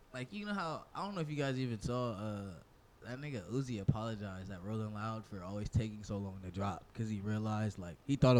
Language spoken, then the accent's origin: English; Inglewood, California, United States; I'm born and raised in Inglewood, California.